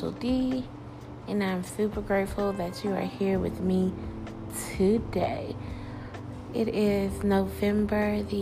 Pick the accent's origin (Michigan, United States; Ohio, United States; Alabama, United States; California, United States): Alabama, United States; moved away as an adult; also born or lived in Tennessee; I had to leave my home in Tennessee and go back to my hometown in Alabama